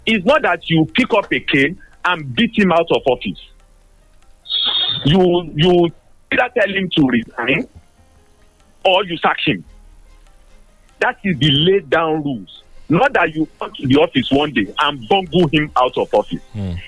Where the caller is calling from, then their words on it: Abeokuta, Ogun State, Nigeria; I'm calling from Abeokuta this morning.